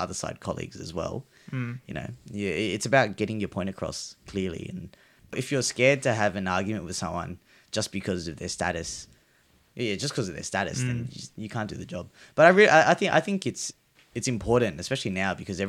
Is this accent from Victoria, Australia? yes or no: no; Sydney, New South Wales, Australia; also born or lived in Campbelltown, New South Wales; I was born down in Campbelltown